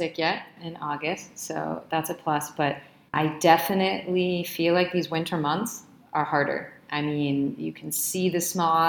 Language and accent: English; Boston, Massachusetts, United States; moved away as an adult; now in Santiago, Chile; I'm from Boston. I mean, our winters are harsh.